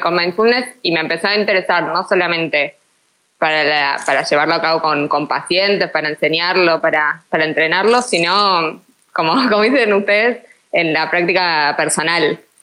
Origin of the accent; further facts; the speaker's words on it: Argentina; ya se darán cuenta por mi tonada todos que, soy argentina